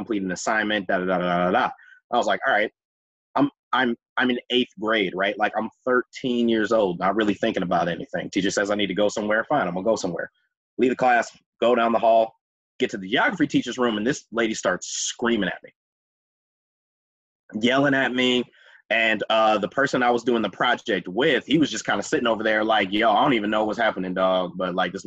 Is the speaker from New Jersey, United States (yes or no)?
no; Minneapolis, Minnesota, United States; I'm from Minneapolis. I grew up on 40th and Clinton, went to Washburn High School